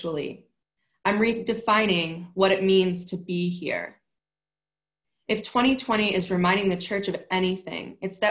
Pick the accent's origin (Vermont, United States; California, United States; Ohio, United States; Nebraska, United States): Nebraska, United States; moved away; my home state of Nebraska